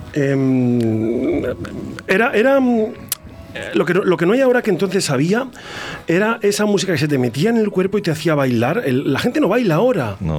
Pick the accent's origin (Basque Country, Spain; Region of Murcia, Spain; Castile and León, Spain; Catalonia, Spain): Castile and León, Spain; Toro; de Toro, de Bodegas Diez Gómez